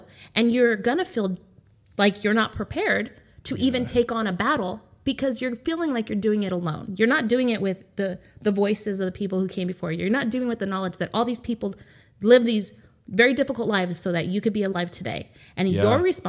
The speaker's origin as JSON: {"language": "English", "country": "United States", "said": "So I'm Native American. I don't know if you ever knew that."}